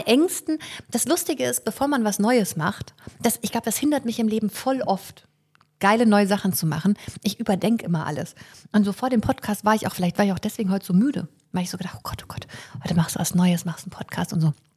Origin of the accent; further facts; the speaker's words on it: Fulda, Hesse, Germany; now in Leipzig, Germany; Ich bin ja in Fulda geboren